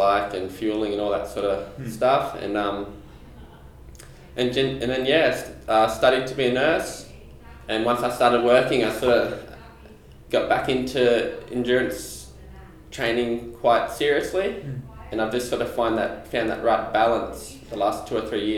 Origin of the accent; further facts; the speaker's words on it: Dubbo, New South Wales, Australia; moved away as an adult; I'm originally from Dubbo. I grew up out there. I spent the first 20 years of my life out there.